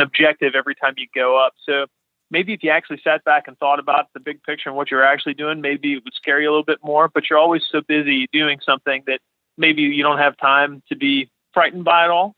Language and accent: English; Latrobe, Pennsylvania, United States; I'm from near Pittsburgh, so a little town called Lake Trib